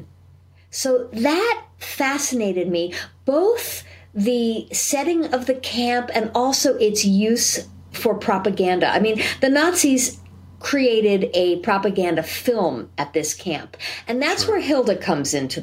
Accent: New York, United States; now in San Diego, United States; I am also a New Yorker

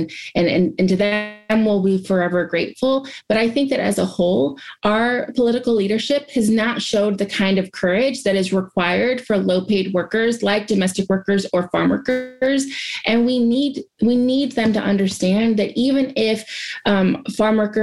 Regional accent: Ohio, United States; I'm from Ohio and based in Ohio

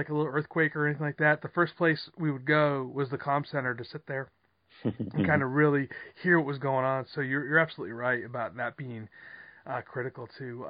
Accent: New York, United States; now in Southern California, United States; I'm from New York originally

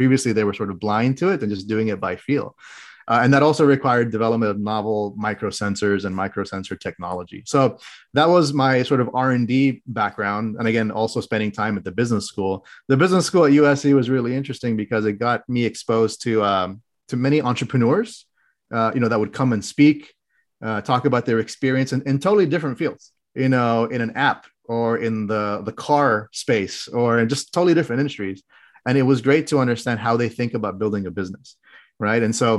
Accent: Qatar; also born or lived in Oman / Saudi Arabia; now in United States; But I actually grew up internationally. I grew up abroad. I grew up in the Middle East in countries such as Qatar, Oman, and Saudi Arabia. I spent 16 years there.

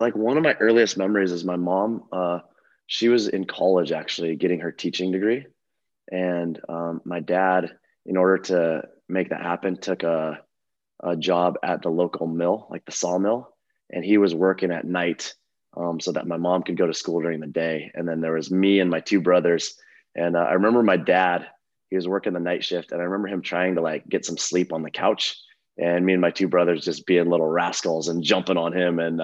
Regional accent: Eastern Oregon, United States; I grew up in Eastern Oregon, kind of all over.

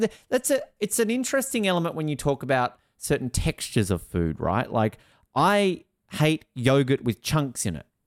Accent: Tasmania, Australia; moved away; I'm from Tasmania originally

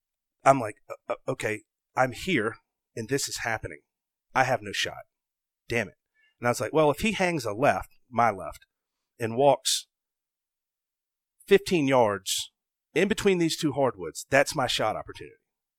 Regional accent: the South, United States; Cause like I had just accomplished something that as a, growing up in the South, you just didn't know if it was ever going to happen

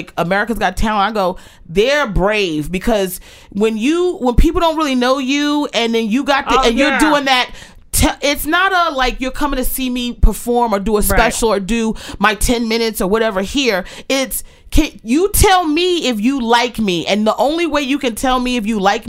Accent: Aberdeen, Maryland, United States; moved away as an adult; I grew up in Maryland, you know, in Aberdeen

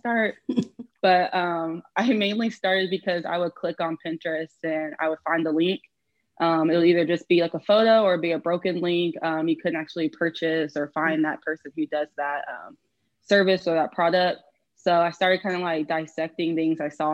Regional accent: Houston, Texas, United States; I'm actually from Houston, so I have not moved

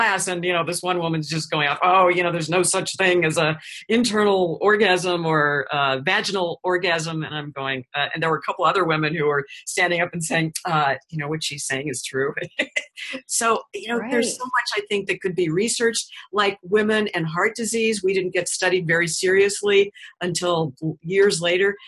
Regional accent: St. Louis, Missouri, United States; moved away as an adult; now in Florida, United States; before I moved back to St. Louis, which was my hometown

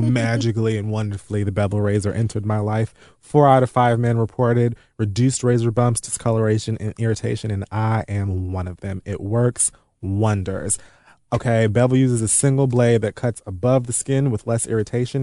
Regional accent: Miami, Florida, United States; now in New York, United States; being from Miami

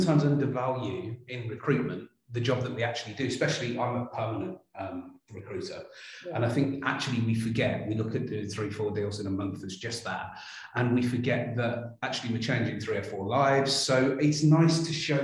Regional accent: Birmingham, West Midlands, United Kingdom; accent: Birmingham; a little nod to Birmingham if you can't hear from the accent.

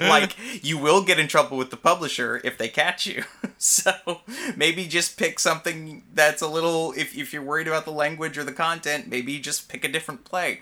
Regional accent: Alabama, United States; moved away; I'm from Alabama originally.

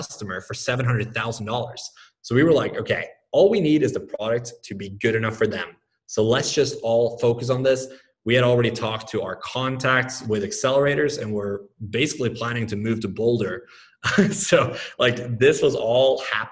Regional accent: Norway; moved away as an adult; also born or lived in Oklahoma; I grew up in Norway, lived there until I was 20. Then I moved to Oklahoma for college

